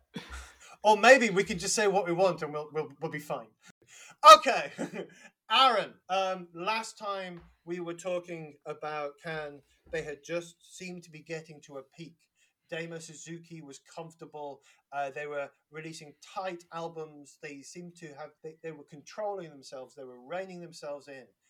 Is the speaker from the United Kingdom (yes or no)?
yes; London, United Kingdom; accent: Cockney; I, have been accused of being over Cockney on my on my greetings